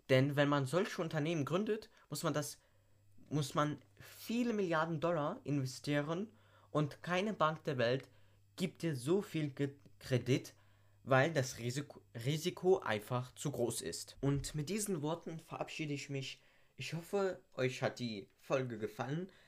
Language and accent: German; Leipzig, Saxony, Germany; Und ich komme ursprünglich aus Leipzig und die Börse am sogenannten Naschmarkt steht bereits seit 1678.